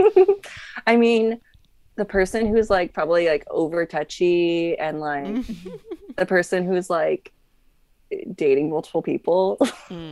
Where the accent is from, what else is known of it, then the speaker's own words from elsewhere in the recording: Las Vegas, Nevada, United States; I grew up in Vegas